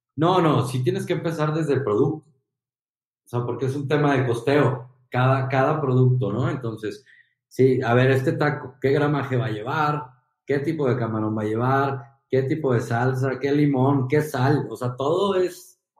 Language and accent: Spanish; Guadalajara, Jalisco, Mexico; moved away as an adult; also born or lived in Monterrey; regresar a, Guadalajara más fuerte que antes, eh, con una experiencia de tres años en Monterrey increíble. Eh, regresar como empresario a mi tierra